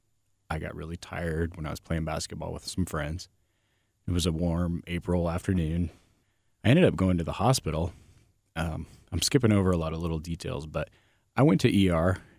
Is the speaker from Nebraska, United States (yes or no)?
yes; Nebraska, United States; I grew up in Nebraska. So here I am in a very, very small town in Nebraska